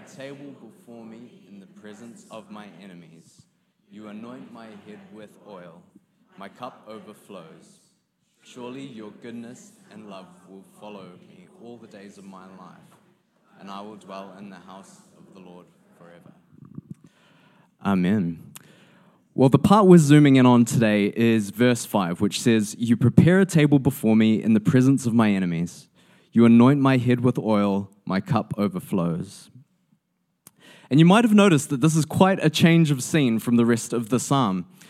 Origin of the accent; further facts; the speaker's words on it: New Zealand; as a New Zealander